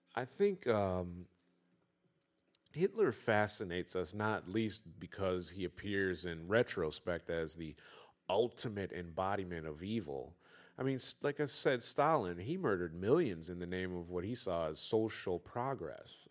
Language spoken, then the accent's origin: English; Detroit, Michigan, United States; I'm from Detroit